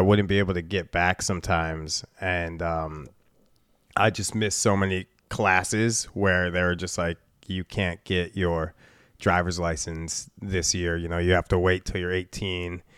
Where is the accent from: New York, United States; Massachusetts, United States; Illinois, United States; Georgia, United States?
Illinois, United States; Chicago; moved away as an adult; Chicago, born and raised. I moved out of Chicago when I was twenty-two years old